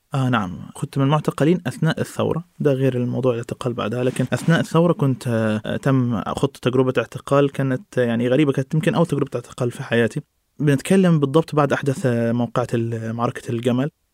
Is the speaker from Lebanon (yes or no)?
no; Egypt